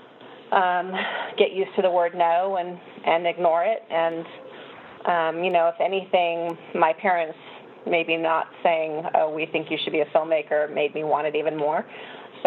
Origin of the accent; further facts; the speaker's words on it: Phoenix, Arizona, United States; I grew up in Phoenix, Arizona, where it's 125 degrees in the daytime in the summer